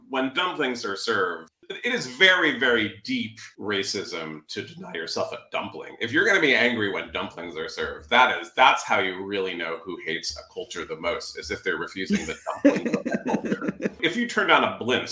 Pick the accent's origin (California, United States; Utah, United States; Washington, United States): California, United States; San Francisco; also born or lived in New York; I grew up here